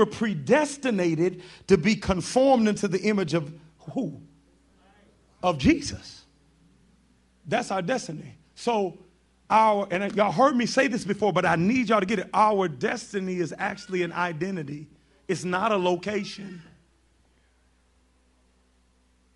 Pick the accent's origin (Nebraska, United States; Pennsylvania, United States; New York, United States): New York, United States; I grew up in New York